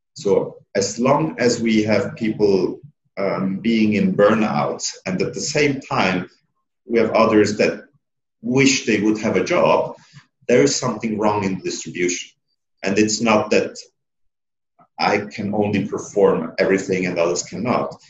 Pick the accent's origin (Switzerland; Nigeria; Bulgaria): Switzerland; Being a secondo, so being an Italian and growing up in Switzerland, you're somehow not a Swiss